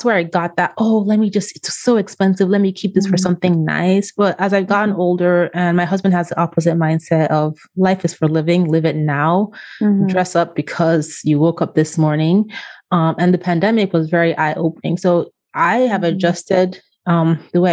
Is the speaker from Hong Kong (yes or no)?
no; Austria; moved away; I was born in Austria. I went to part of grade school in Austria. I went to college in Austria